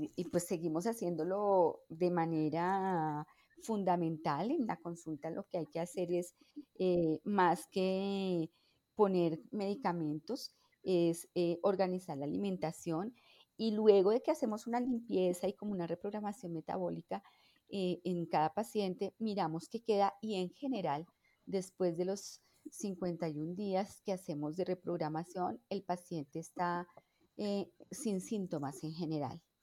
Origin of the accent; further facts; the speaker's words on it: Bogotá, Colombia; yo nací en Bogotá